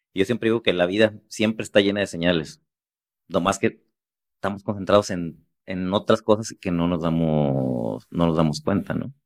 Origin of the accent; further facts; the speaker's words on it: Los Mochis, Sinaloa, Mexico; moved away; me fui a la ciudad de los Mochis, a donde soy